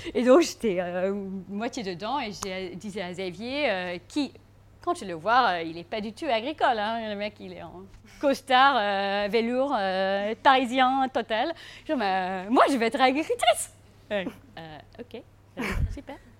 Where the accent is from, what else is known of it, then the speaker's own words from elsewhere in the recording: South Africa; French is a second language; now in France; je suis sud-africaine